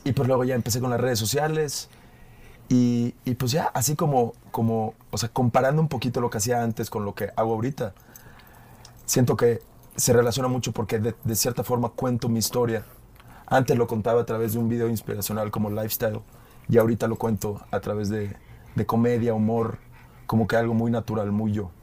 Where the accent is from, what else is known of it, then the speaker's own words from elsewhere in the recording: Mérida, Yucatán, Mexico; accent: Yucatecan; also born or lived in Sydney, Australia; now in Mexico City, Mexico; yo crecí allí. Para los que no saben, yo soy de Mérida